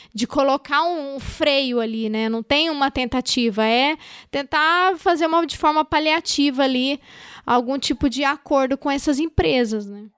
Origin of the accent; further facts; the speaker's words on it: Minas Gerais, Brazil; na minha terra aqui, né? Grande, Minas Gerais.